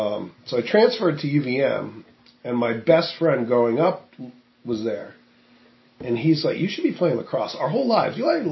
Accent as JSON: {"language": "English", "town": "Woodstock", "region": "Vermont", "country": "United States", "tie": "born or raised there", "said": "Woodstock, Vermont."}